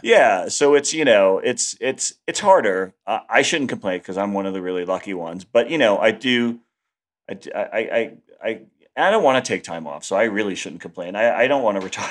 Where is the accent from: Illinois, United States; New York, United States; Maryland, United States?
New York, United States; also born or lived in Los Angeles; I moved back to New York 'cause I missed it, and I'm just a New Yorker